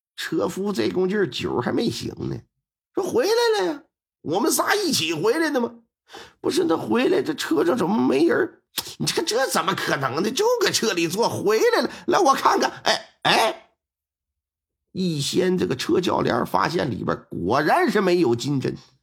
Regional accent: Northeast China, China; 我们东北这边有讲究

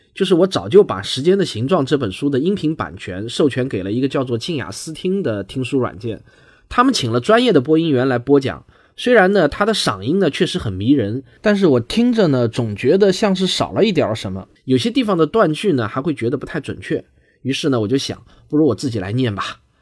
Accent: southern China, China; accent: southern; 还挺多人喜欢我的南方口音的，觉得呢听着挺亲切。

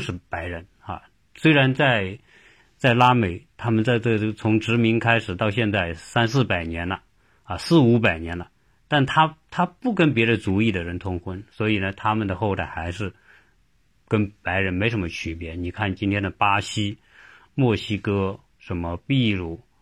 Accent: China; 和我们中国人

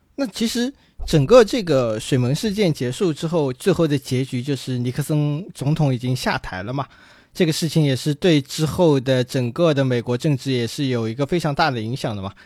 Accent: China; 对于我们中国人来说

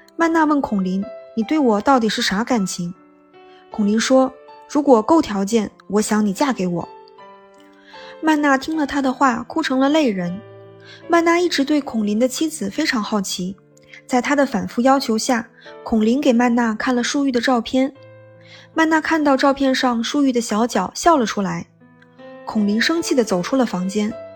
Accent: Liaoning, China; 哈金是美籍华人，从小在中国辽宁长大，嗯，和我是老乡。

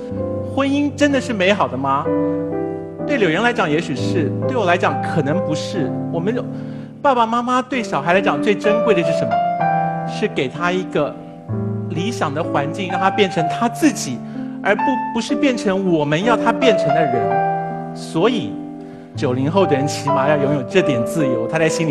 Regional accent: China; 因为我们中国人很容易被这件事情绑架，就无法再进行任何多元观点的讨论。

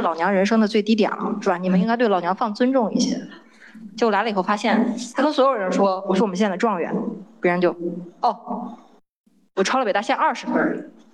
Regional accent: Shandong, China; moved away as an adult; also born or lived in Beijing; 我来自山东啊

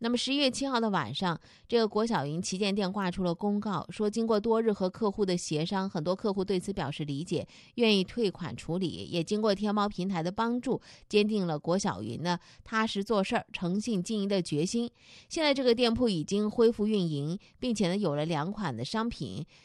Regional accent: Zhejiang, China; 咱们浙江人今年到底都买了些啥

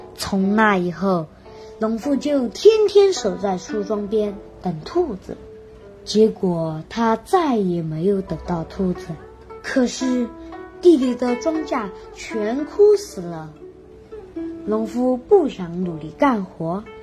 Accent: Santai, Sichuan, China; 今年九岁了。我来自狮山省三台县同川三小三年级三班

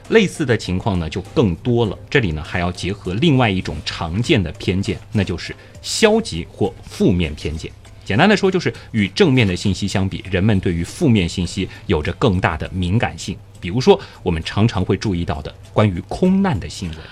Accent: Shanghai, China; 我是上海人

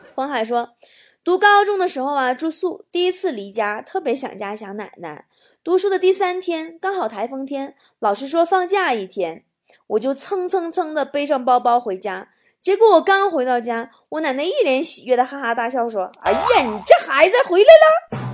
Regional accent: Northeast China, China; moved away; 作为一个东北人

